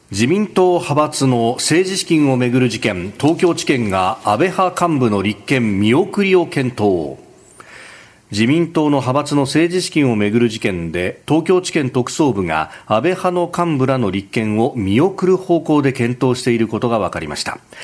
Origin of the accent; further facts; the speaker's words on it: Yokosuka, Kanagawa, Japan; also born or lived in Yokohama; 私横須賀生まれ横須賀育ち大学は横浜でありました